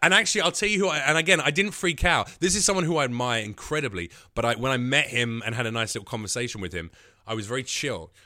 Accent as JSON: {"language": "English", "country": "North Macedonia", "moved": "yes", "said": "I'm from Macedonia"}